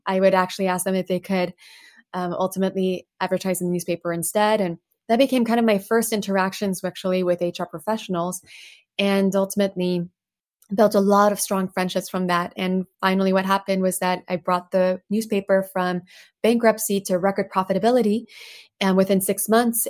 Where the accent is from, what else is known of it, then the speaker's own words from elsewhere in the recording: Plano, Texas, United States; English is a second language; also born or lived in Paris, France; by age 10, suddenly moved us from Paris, France to Plano, Texas. And so I grew up in Plano thereafter, struggled so much, couldn't speak English at the time